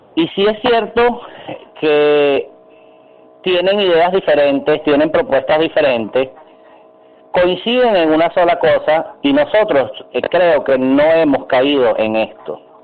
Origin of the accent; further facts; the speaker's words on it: Venezuela; no nos representan como ciudadanos venezolanos